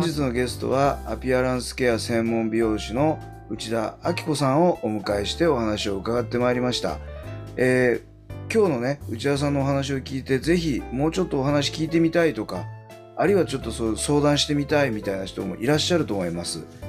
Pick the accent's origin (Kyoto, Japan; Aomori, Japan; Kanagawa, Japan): Kanagawa, Japan; Hiratsuka; 出身が平塚市なんですよ